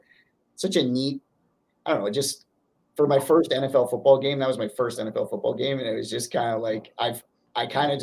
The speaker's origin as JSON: {"language": "English", "region": "Northern Ontario", "country": "Canada", "tie": "born or raised there", "said": "I'm from Northern Ontario"}